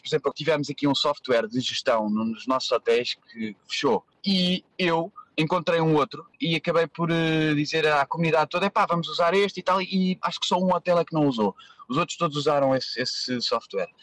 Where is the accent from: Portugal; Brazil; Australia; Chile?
Portugal; moved away as an adult; also born or lived in Cascais line, Portugal; now in Bali, Indonesia; sou do Cartaz